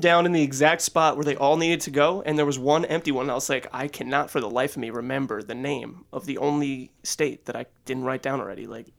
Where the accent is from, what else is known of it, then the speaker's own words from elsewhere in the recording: Carmel, New York, United States; The only thing I know about my hometown, Carmel, New York, is that Sybil Ludington rode through on her ride to be like, "Yo, the British are coming," and I only know that because there's a statue of her in my town.